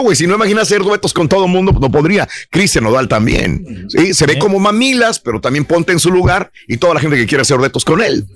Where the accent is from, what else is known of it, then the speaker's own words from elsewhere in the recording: Mexico; como mexicano